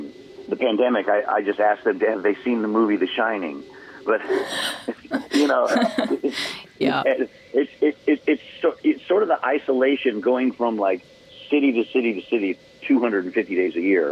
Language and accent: English; Oregon, United States; where I grew up in Oregon